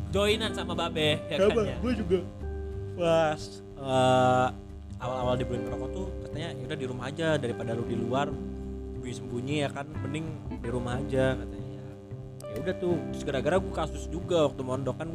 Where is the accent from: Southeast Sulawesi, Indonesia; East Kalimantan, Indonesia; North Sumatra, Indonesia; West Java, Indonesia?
West Java, Indonesia; Majalengka; sampai gue nggak habis pikir ya di di daerah gua di Majalengka sampai polisinya